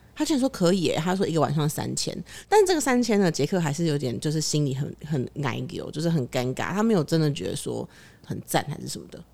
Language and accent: Chinese; Taipei, Taiwan; 就我小时候是很非常以我是台北人为傲的